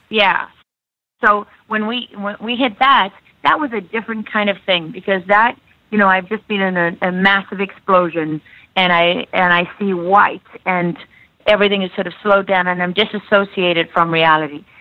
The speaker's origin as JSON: {"language": "English", "country": "South Africa", "tie": "born or raised there", "moved": "yes", "said": "Born and like. raised in South Africa, right on the coast"}